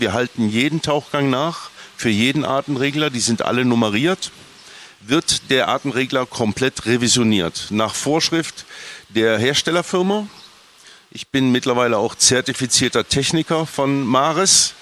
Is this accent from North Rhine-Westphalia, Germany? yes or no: yes; Bonn, North Rhine-Westphalia, Germany; Ich bin Rheinländer, wie du auch. Ich komme ja. ganz aus der Nähe. Stück vom Rheinland, Bonn